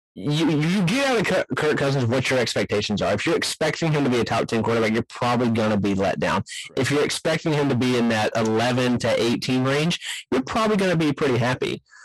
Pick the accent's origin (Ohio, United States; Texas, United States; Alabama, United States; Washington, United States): Texas, United States; East; I grew up in East Texas